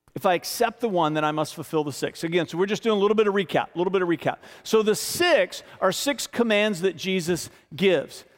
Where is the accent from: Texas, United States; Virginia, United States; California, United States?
Virginia, United States; Richmond; born and raised in Richmond, f, getting ready to turn forty-eight in March, been here my whole life.